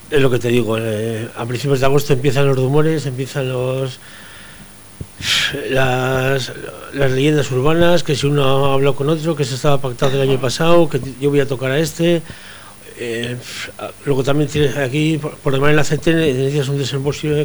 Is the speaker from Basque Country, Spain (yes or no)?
yes; Portugalete, Basque Country, Spain; que soy de Portugalete y, está y, vamos, nací aquí, viví dos años y luego toda mi juventud la he pasado aquí.